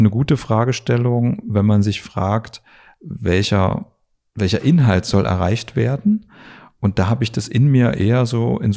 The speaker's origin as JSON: {"language": "German", "town": "Dresden", "region": "Saxony", "country": "Germany", "tie": "born there", "moved": "yes", "said": "ich bin aber in Dresden geboren und bin sozusagen, habe dann das Tal der Ahnungslosen verlassen"}